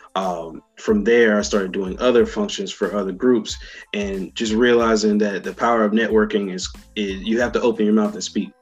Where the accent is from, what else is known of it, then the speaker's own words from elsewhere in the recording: Raleigh, North Carolina, United States; my biggest set ever that I was about to have in my hometown. Uh, it was a thing called um, Raleigh Dance Music Festival